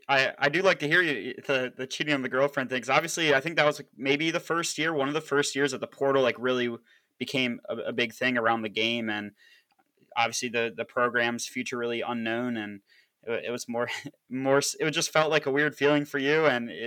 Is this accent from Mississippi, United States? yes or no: no; Annapolis, Maryland, United States; I'm from the Annapolis area